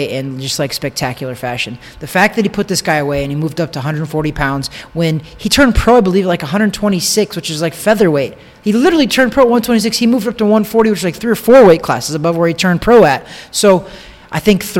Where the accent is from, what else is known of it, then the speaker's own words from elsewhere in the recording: Osborn, Missouri, United States; now in Orlando, United States; I grew up in Osborne, Missouri